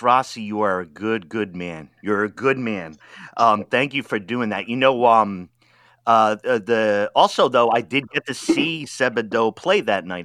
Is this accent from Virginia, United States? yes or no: no; Rhode Island, United States; moved away; also born or lived in Washington D.C. / Wisconsin / Oregon; I'm from Rhode Island.